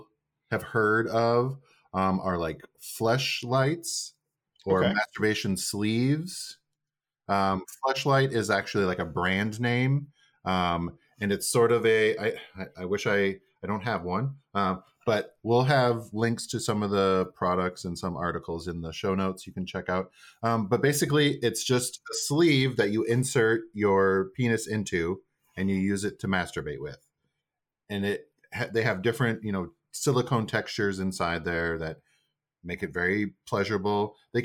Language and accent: English; Midwest, United States; I'm from the Midwest